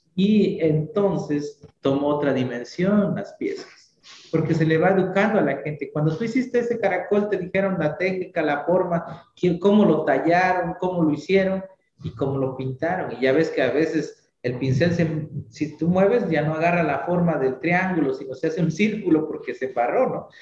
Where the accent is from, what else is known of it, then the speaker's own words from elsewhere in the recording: San Martín Tilcajete, Oaxaca, Mexico; es el nombre de mi pueblo, Tilcajete